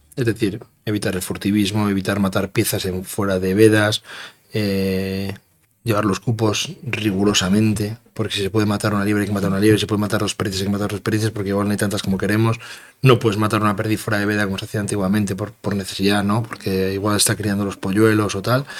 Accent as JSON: {"language": "Spanish", "town": "Castroverde de Campos", "region": "Castile and León", "country": "Spain", "said": "voy a situar mi pueblo donde yo quiero"}